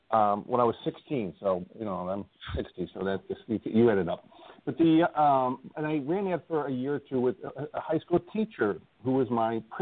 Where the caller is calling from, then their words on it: Indiana, United States; I live in Northwest Indiana, just outside you know Chicago uh, and I'm I'm calling from there today